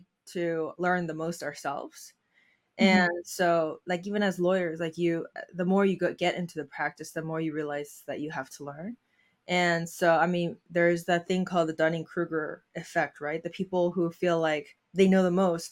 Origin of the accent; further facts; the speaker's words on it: Seoul, South Korea; now in Baltimore area, United States; I am an immigrant from Seoul, South Korea.